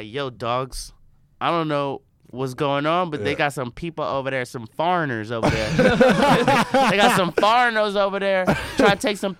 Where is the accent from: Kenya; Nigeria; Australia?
Nigeria; I'm Nigerian.